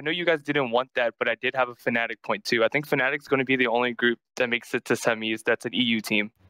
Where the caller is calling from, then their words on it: Indiana, Pennsylvania, United States; Hey, I'm calling from uh, school. I'm in Indiana, PA right now.